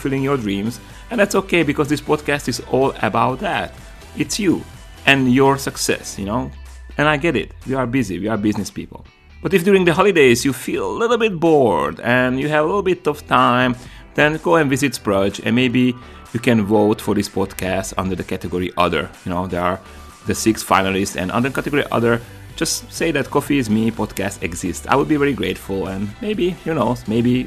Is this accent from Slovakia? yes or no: yes; Slovakia; now in United States; we are both from Slovakia